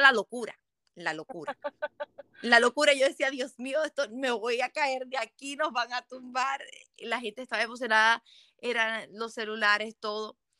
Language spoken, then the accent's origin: Spanish; Barranquilla, Atlántico, Colombia; yo vengo de Colombia, Barranquilla